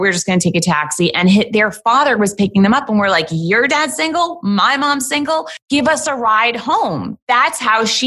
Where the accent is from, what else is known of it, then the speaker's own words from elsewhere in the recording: New York, United States; I am a New Yorker